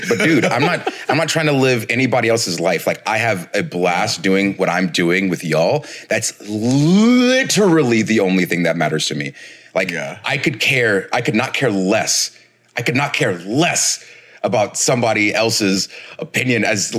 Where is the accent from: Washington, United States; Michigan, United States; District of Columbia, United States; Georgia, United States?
Georgia, United States; Marietta; I let people know Marietta is the place that I grew up.